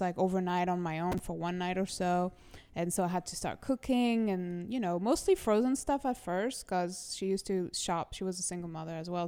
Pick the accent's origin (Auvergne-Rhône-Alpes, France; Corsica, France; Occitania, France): Occitania, France; Toulouse; moved away as an adult; also born or lived in Lyon / Paris / Miami; now in New York, United States; I was born in Toulouse, France